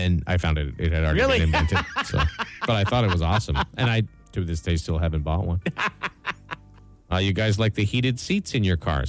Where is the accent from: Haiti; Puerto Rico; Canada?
Canada; Brampton, Ontario; I grew up in the thriving metropolis of Brampton, Ontario.